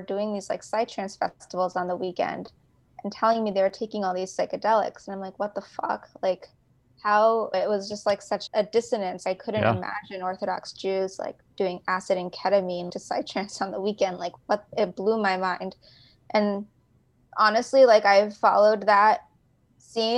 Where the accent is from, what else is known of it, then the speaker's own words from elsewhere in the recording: Los Angeles, California, United States; moved away as an adult; also born or lived in New York; I grew up in California, like Los Angeles